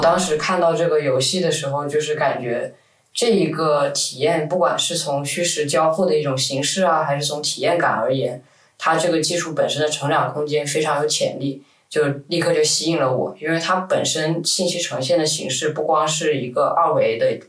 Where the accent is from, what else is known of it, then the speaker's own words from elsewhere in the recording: Guangzhou, Guangdong, China; moved away as an adult; also born or lived in New York; 我是广州这边长大的